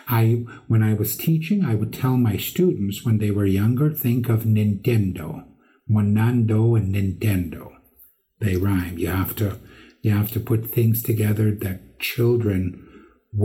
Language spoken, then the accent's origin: English; Imperial Mills, Alberta, Canada; also born or lived in Lac La Biche; was raised in community of Imperial Mills, probably 20 miles northeast of Lac La Biche.